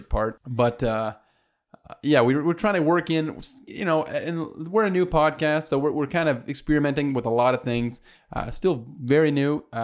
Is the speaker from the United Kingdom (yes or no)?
no; Canada; We're Canadian.